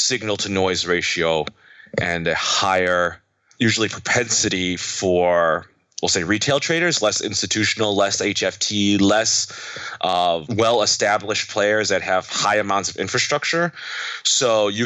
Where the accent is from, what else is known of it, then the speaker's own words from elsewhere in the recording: United States; I'm Chinese American